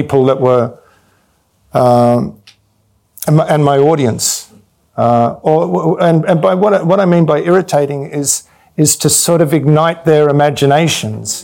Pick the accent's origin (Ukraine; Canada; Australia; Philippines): Australia; Victoria; moved away as an adult; I came from Australia